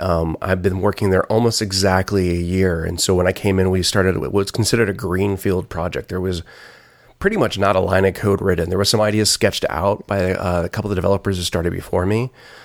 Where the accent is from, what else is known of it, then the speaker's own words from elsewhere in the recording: Dallas, Texas, United States; I grew up in Dallas, outside of Dallas, and Collin County Community College had just started a program